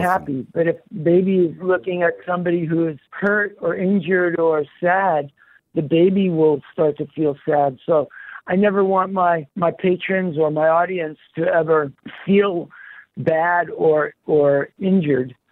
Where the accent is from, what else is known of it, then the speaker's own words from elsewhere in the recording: New York City, New York, United States; born in Queens, and the Jets were my favorite team growing up